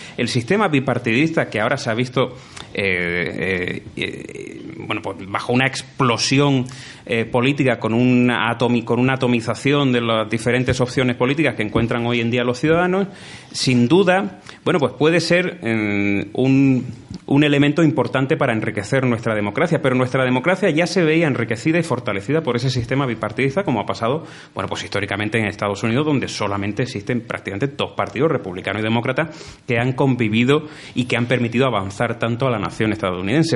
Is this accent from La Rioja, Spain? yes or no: no; Granada, Andalusia, Spain; como granadino y en este caso como representante de granadinos y como político granadino